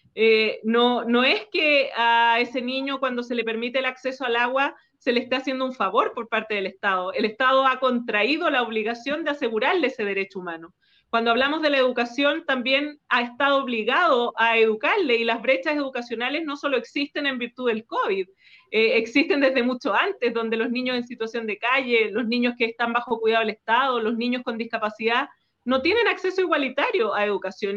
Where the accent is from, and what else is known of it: Chile